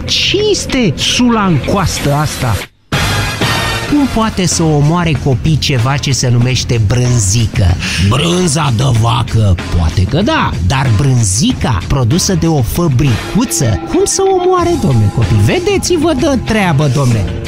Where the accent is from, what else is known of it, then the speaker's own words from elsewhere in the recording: Bucharest, Romania; am stat în București. În București, sunt bucureștean.